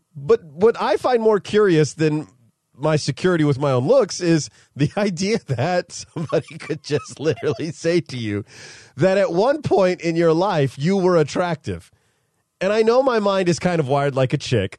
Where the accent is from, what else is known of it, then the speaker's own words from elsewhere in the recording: Modesto, California, United States; moved away; my hometown of Modesto, California